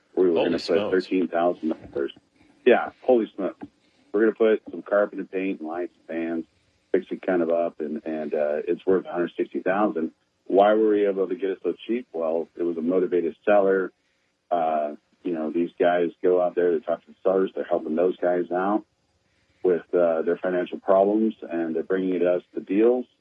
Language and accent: English; San Antonio, Texas, United States; born and raised in San Antonio